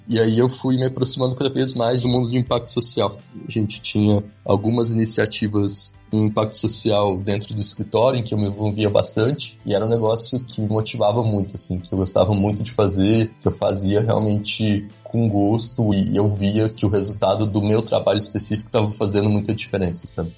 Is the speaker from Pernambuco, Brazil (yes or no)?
no; Franca, São Paulo, Brazil; moved away as an adult; also born or lived in Campinas, Brazil; now in Colombia; Eu sou de Franca, no interior de São Paulo